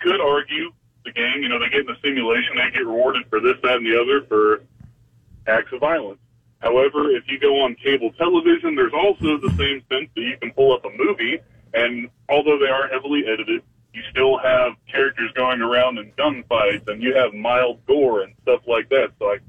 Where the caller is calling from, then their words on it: United States; from up in the panhandle.